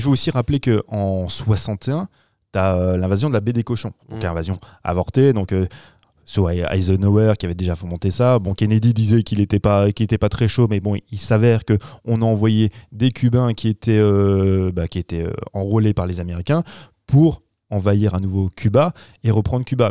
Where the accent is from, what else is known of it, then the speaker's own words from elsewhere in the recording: France; chez nous en France